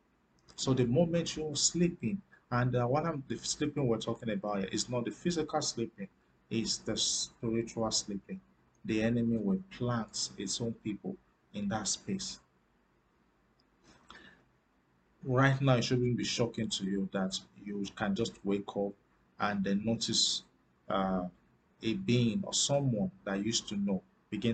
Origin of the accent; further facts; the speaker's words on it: Nigeria; I'm from Africa. I still live in Africa, in Nigeria precisely.